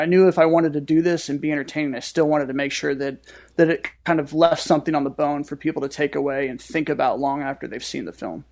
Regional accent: St. Louis, Missouri, United States; my hometown

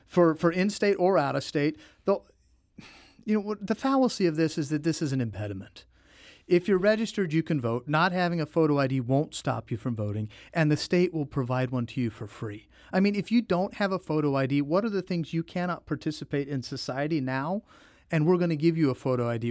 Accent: Jefferson City, Missouri, United States; also born or lived in St. Louis; Born and raised in Jefferson City, lived my entire life really in Missouri

